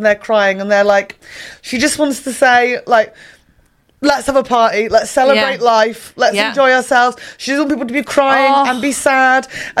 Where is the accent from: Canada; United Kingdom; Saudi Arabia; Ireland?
Ireland; I'm like an Irish Canadian